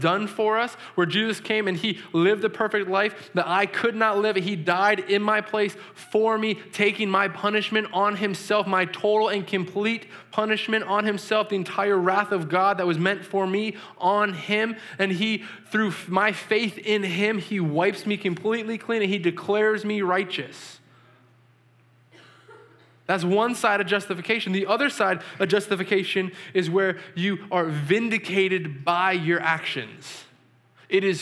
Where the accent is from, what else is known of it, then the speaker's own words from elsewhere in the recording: New England, United States; I'm from New England